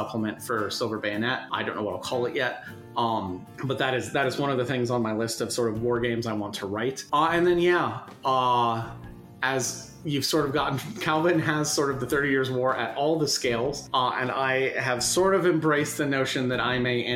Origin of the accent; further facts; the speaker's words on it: United States; someone growing up in the United States